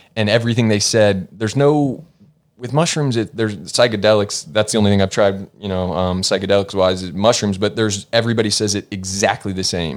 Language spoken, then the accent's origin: English; Norcross, Georgia, United States; moved away as an adult; now in Los Angeles, United States; I was born and raised in Norcross, Georgia.